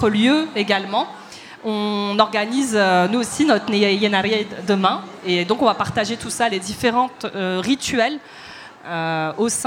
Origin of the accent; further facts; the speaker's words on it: Paris, Île-de-France, France; born there; En plus, comme je suis née à Paris, les relations que j'ai eues avec euh, le Maroc, c'était l'été.